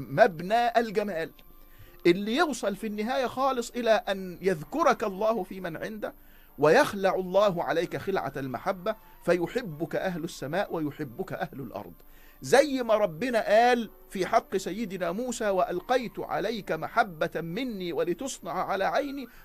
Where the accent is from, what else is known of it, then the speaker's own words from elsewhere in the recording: Egypt; احنا بنمهد بكل هذا الكلام انه يا جماعة اللي احنا توارثناه كمصريين من العناية بتفطير الصائم